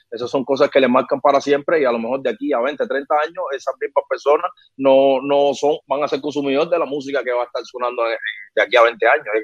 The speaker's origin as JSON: {"language": "Spanish", "region": "Havana", "country": "Cuba", "said": "Ah, yo soy de salud entre Hospital"}